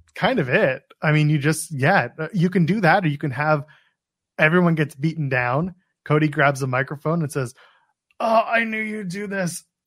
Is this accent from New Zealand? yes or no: no; Canada; I, I'm Canadian